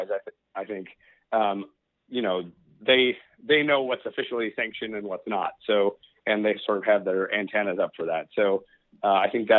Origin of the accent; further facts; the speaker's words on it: Portland, Oregon, United States; I'm from Portland.